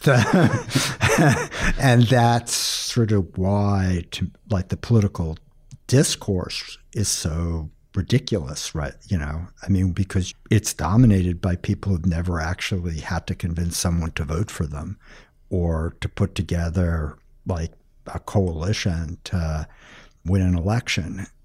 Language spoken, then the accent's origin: English; outside of Boston, Massachusetts, United States; Outside of Boston, Massachusetts